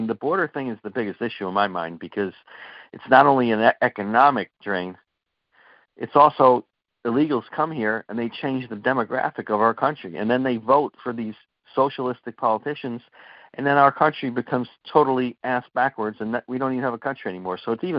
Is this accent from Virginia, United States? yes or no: no; Connecticut, United States; moved away; I'm from Connecticut originally.